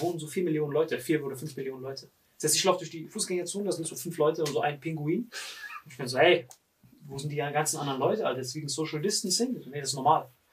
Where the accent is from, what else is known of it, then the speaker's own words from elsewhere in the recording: Morocco; bei uns in Marokko